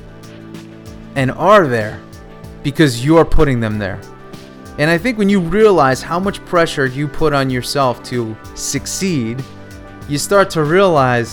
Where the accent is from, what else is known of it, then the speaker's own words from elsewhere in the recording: New York, United States; growing up in New York, the weather was cold